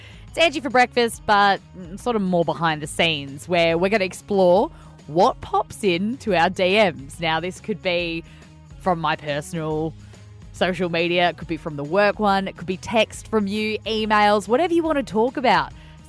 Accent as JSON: {"language": "English", "town": "Cairns", "region": "Queensland", "country": "Australia", "said": "You know, Queensland, mate. I'm from Cairns, couldn't be more proud"}